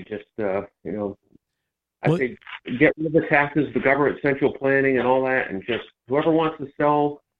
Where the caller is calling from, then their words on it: Madison, Connecticut, United States; I'm calling from Connecticut.